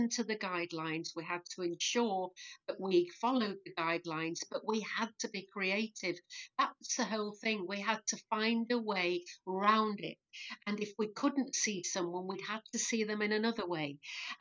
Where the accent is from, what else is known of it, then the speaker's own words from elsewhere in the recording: Leeds, Yorkshire and the Humber, United Kingdom; Born and bred in Leeds, yeah. Always lived in Leeds